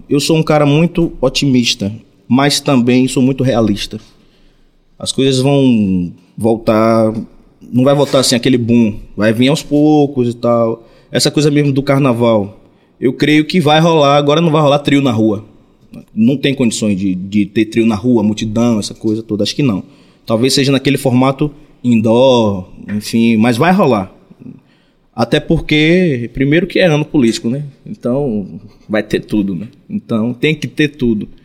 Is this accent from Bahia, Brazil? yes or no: yes; Ubaitaba, Bahia, Brazil; Eu sou de Ubaitaba.